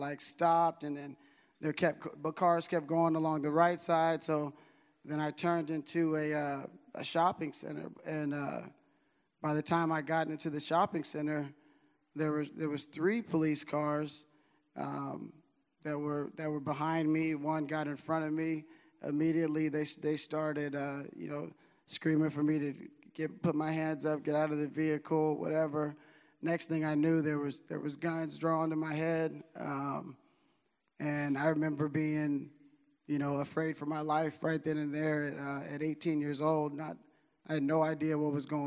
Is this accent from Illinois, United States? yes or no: yes; Chicago, Illinois, United States; moved away as an adult; When I was 18 years old, I came from Chicago, where I went to high school, to come to Sac State to play baseball